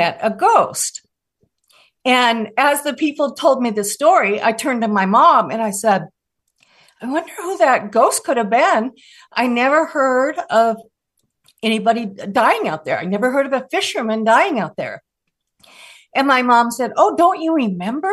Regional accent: Des Moines, Washington, United States; I grew up in Des Moines, Washington, and my house was on Puget Sound.

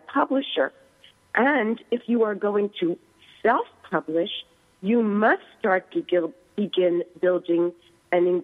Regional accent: East Coast, United States; accent: East Coast; moved away; also born or lived in Silicon Valley, California; moving, of course, from the East Coast, which you cannot take out of my voice

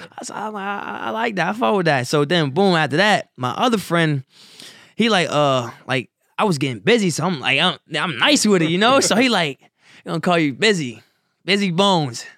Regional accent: Wilmington, Delaware, United States; born or raised there; also born or lived in Salisbury, North Carolina

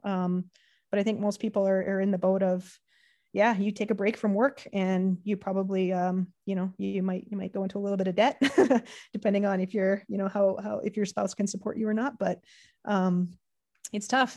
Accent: Canada; being Canadian

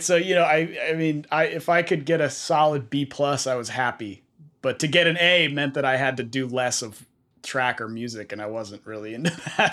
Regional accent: Bay Area, California, United States; I grew up in the Bay Area

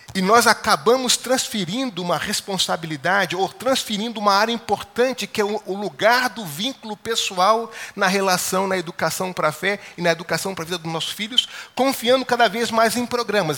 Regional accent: Baixada Fluminense, Rio de Janeiro, Brazil; eu cresci na Baixada Fluminense, no Rio de Janeiro

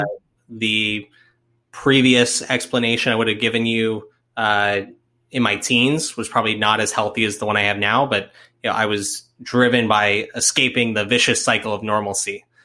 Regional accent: Florida, United States; now in Atlanta, United States; am from Florida originally

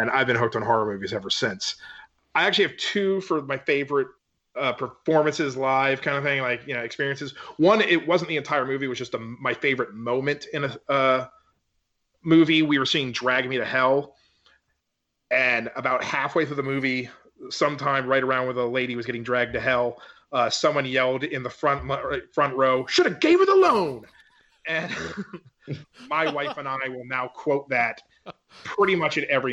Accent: Maryland, United States; My hometown in Maryland is a very, very old town, for at least for America

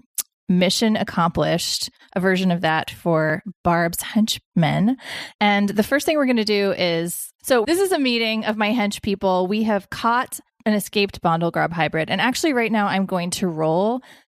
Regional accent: the South, Southern United States, United States; As a Southerner

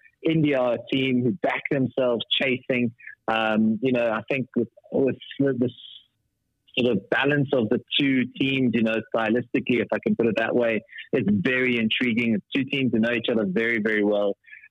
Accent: South Africa; we as South African cricket fans

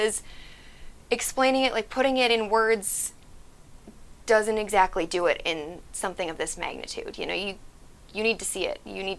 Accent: North Dakota, United States; moved away as an adult; now in California, United States; I recently moved to California. I'm originally from North Dakota.

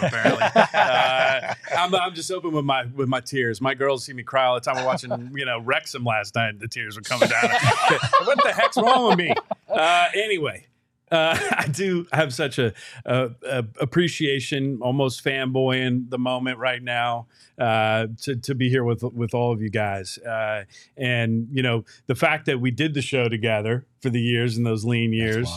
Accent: Bay Area, California, United States; now in Phoenix, United States; an 18 year old kid growing up in the Bay Area

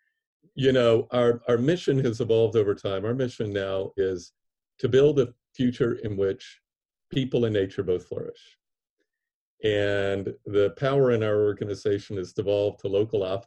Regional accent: Atlanta, Georgia, United States; I grew up in Atlanta, in the city of Martin Luther King and Andrew Young and Ralph Abernathy

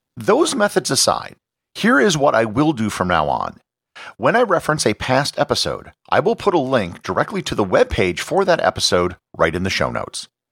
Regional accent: Appleton, Wisconsin, United States; I was born in Appleton, Wisconsin, which is also the birthplace of Harry Houdini and Willem Dafoe

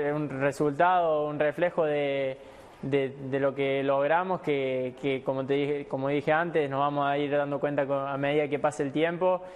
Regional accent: Argentina; somos los, argentinos

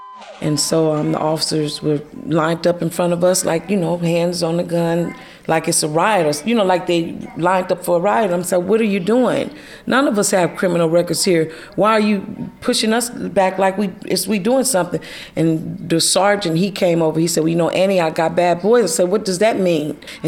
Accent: Mississippi, United States; also born or lived in Richmond, California; now in Antioch, United States; I grew up in Mississippi.

